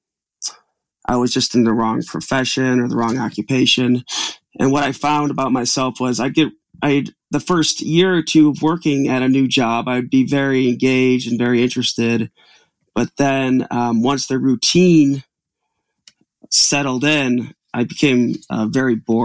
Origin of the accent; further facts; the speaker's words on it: Utica, New York, United States; also born or lived in Albany, New York; I grew up in Utica, New York, which is a small town